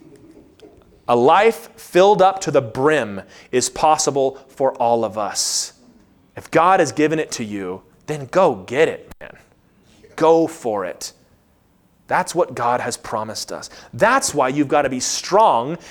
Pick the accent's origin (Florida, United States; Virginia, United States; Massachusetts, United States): Virginia, United States; Lynchburg; I grew up in Lynchburg, Virginia